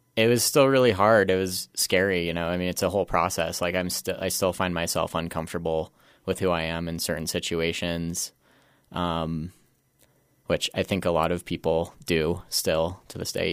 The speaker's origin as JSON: {"language": "English", "town": "Glenwood Springs", "region": "Colorado", "country": "United States", "tie": "born or raised there", "also_born_or_lived": "Roaring Fork Valley / Aspen / Denver", "said": "I grew up in Glenwood Springs, was born and raised there."}